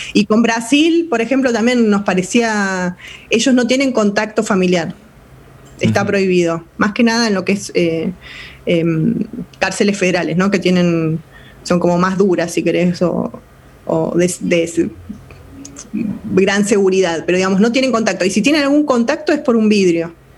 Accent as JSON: {"language": "Spanish", "country": "Argentina"}